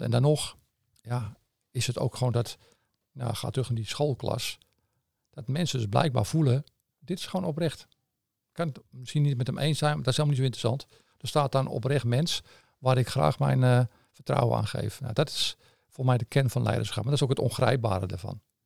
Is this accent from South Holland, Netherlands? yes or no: no; Amsterdam, North Holland, Netherlands; accent: Amsterdam; moved away; je hoort een beetje aan mijn accent, denk ik, dat het in Amsterdam eh, in zit